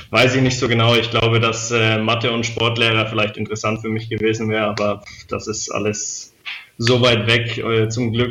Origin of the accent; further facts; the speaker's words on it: Lichtenfels, Bavaria, Germany; also born or lived in Weißenfels; ich bin ja ähm, in Weißenfels geboren und aufgewachsen, aber in, äh, in Oberfranken, in Lichtenfels, also das ist in der Nähe von Bamberg.